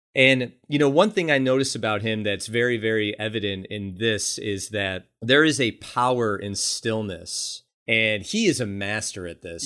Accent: Buffalo, New York, United States; Buffalo, New York, my hometown

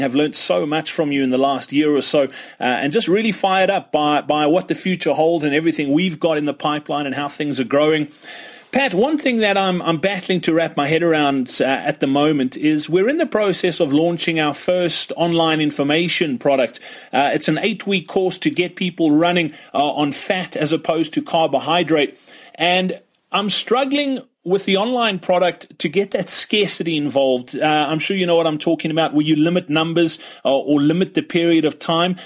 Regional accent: Johannesburg, Gauteng, South Africa; I'm from Johannesburg in South Africa.

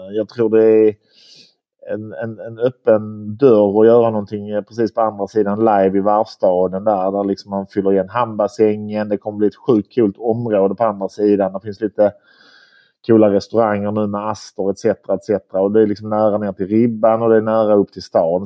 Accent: Malmö, Skåne, Sweden; also born or lived in Bulle, Switzerland / London / Copenhagen; urmalmöit, född och uppvuxen på, på Limhamn här.

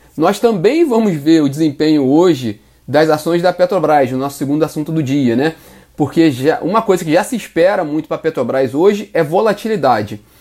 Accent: Nova Friburgo, Rio de Janeiro, Brazil; now in Rio de Janeiro, Brazil; Energisa Nova Friburgo, que é a minha terra natal

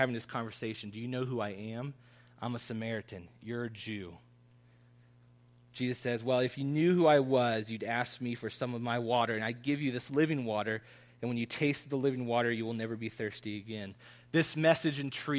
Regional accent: Columbus, Ohio, United States; I grew up in Columbus

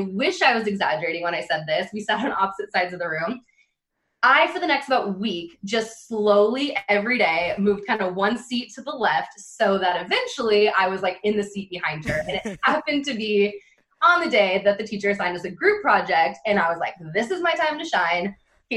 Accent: Renton, Washington, United States; also born or lived in Bellingham, Washington; I grew up outside of Seattle in a little city called Renton

